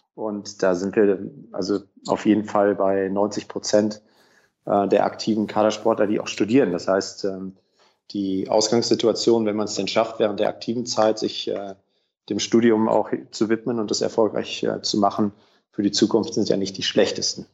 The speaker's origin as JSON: {"language": "German", "area": "Sauerland", "region": "North Rhine-Westphalia", "country": "Germany", "also_born_or_lived": "Hamburg", "moved": "yes"}